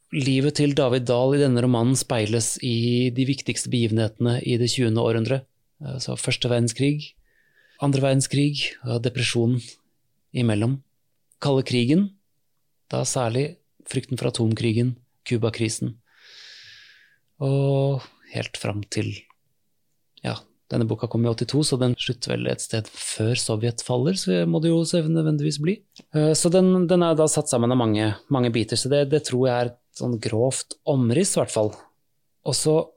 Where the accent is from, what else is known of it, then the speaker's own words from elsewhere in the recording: Oslo, Norway; jeg vokste opp i Oslo